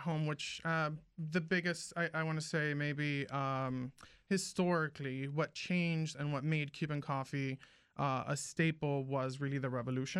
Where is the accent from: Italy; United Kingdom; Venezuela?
Venezuela; moved away; But I grew up in Venezuela.